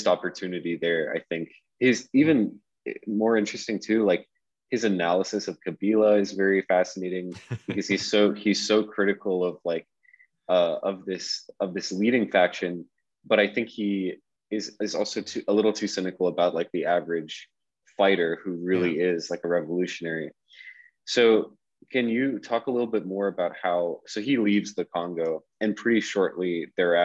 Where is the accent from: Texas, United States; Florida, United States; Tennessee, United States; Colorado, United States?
Florida, United States; outside Fort Lauderdale, South; I grew up kind of outside Fort Lauderdale in South Florida